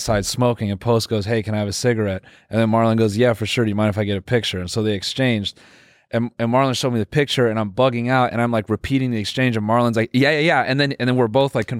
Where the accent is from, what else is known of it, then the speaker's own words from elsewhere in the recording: United States; we're American